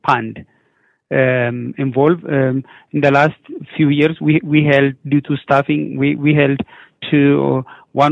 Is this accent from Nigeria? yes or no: no; Ethiopia; moved away as an adult; now in Regina, Canada; I'm from Ethiopia